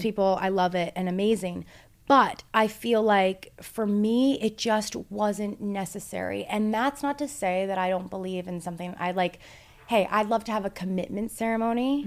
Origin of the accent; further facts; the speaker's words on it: Toronto, Ontario, Canada; We're from Toronto